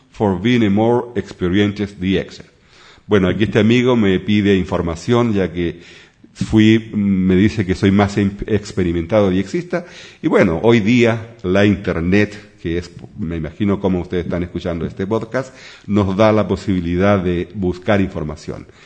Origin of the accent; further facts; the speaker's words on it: Chile; now in Sweden; soy chileno, vivo en Suecia, hace ya por más de 20 años la patria es la patria